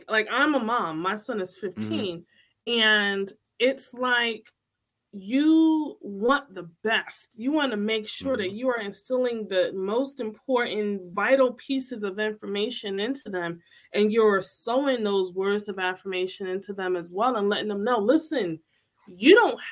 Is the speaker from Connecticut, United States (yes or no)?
yes; Connecticut, United States; I'm from Connecticut